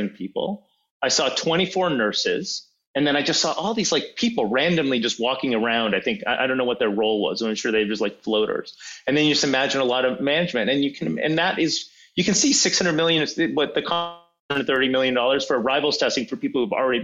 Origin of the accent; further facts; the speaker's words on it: Canada; as a Canadian, as a taxpayer